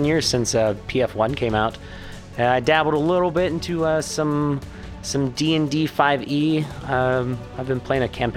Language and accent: English; Ohio, United States; Growing up in Ohio, lots of cow fields.